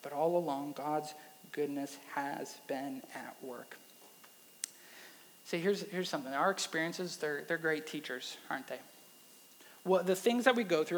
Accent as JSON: {"language": "English", "region": "Wisconsin", "country": "United States", "moved": "yes", "lives_now": "Texas, United States", "said": "I'm from Wisconsin"}